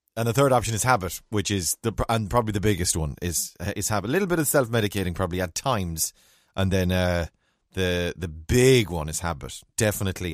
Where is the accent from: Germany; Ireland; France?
Ireland; we're Irish